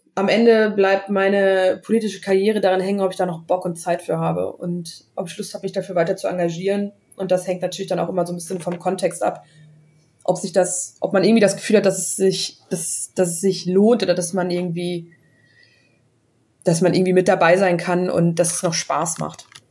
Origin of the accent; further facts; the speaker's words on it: Bonn, North Rhine-Westphalia, Germany; Ich komme ja aus Bonn